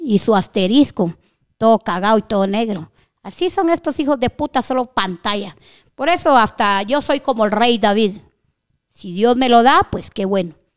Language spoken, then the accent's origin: Spanish; Guatemala; estoy en mi país, soy guatemalteca